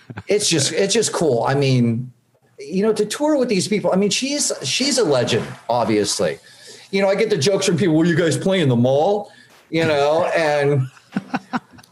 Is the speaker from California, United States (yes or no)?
yes; La Mirada, California, United States; I grew up in La Mirada, California